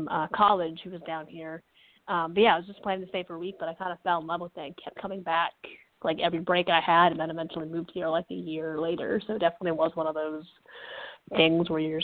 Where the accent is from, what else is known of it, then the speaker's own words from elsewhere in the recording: Connecticut, United States; moved away; also born or lived in Western Massachusetts; I'm from Connecticut originally, but I went to school in Western Massachusetts